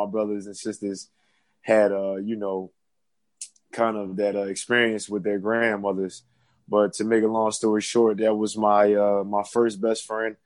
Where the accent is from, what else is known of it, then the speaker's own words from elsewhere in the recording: Philadelphia, Pennsylvania, United States; now in North Carolina, United States; I'm originally from Philadelphia. I'm currently in North Carolina, but originally born and raised in Philadelphia